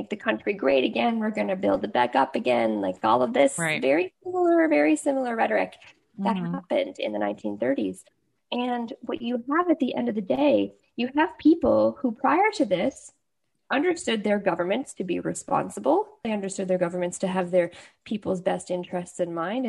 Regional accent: Canada; as a Canadian

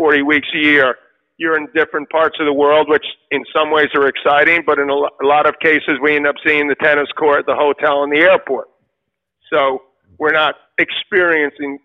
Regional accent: New York City, New York, United States; two kids like us growing up in Queens

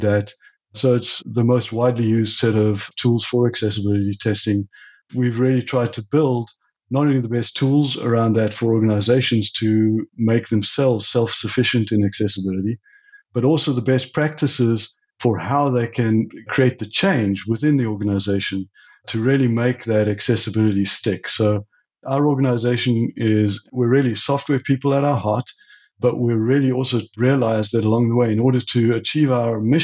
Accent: South Africa; also born or lived in Europe; now in United States; I'm originally from South Africa, and I left South Africa in the late 80s and went to Europe

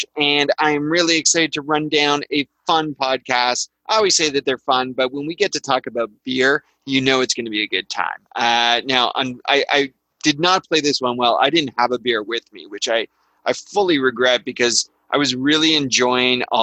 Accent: Canada; I'm Canadian

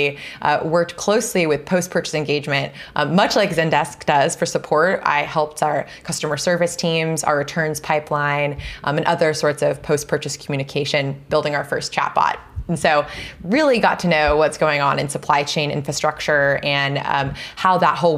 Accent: Seattle, Washington, United States; moved away as an adult; also born or lived in New Hampshire; now in California, United States; I grew up in the Pacific Northwest

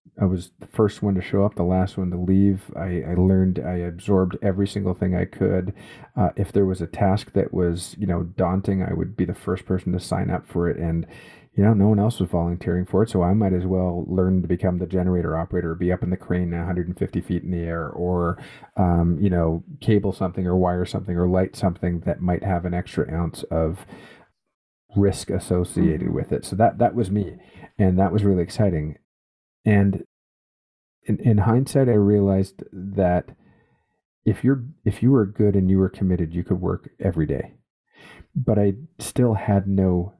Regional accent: Canada; a Canadian, born and raised in Canada, educated in Canada

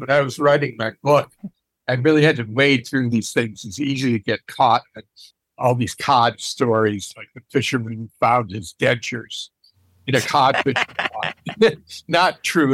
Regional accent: New England, United States; Growing up in New England

